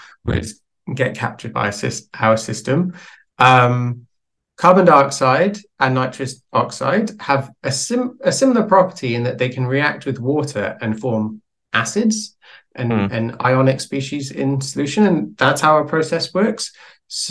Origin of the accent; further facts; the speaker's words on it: Wales, United Kingdom; I'm from Wales